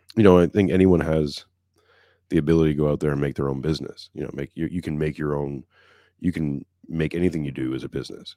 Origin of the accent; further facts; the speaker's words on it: Montreal, Quebec, Canada; I'm from Montreal